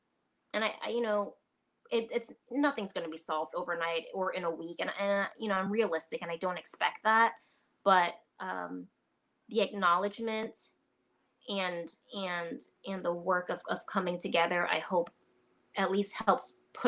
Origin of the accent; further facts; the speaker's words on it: Trinidad & Tobago; I'm a military brat. I'm from Trinidad and Tobago originally anyway. So, you know, I've just grown up eating so many different types of food.